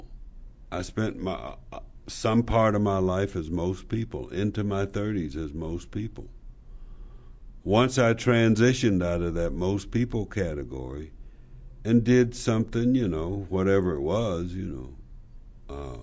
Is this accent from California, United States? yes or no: no; Slab Fork, West Virginia, United States; I'm from Slab Fork, West Virginia